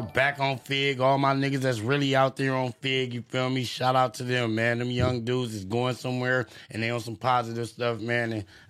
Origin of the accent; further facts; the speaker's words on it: Los Angeles, California, United States; I'm from Los Angeles